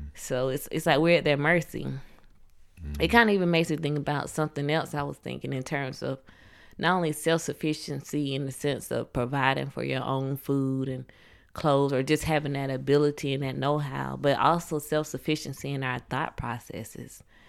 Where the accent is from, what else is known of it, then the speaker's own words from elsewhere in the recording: Atlanta, Georgia, United States; I'm from Atlanta, the Atlanta area, south of Atlanta